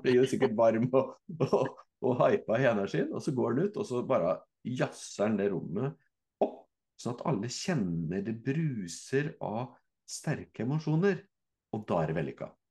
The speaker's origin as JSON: {"language": "Norwegian", "town": "Fredrikstad", "region": "Østfold", "country": "Norway", "said": "jeg er fra Fredrikstad"}